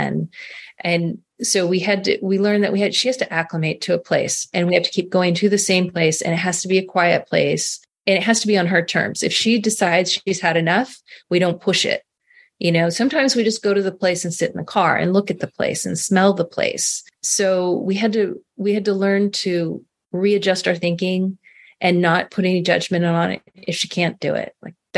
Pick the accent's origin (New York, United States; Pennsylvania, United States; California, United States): California, United States; Carmel Valley; moved away as an adult; We moved back to my hometown in Carmel Valley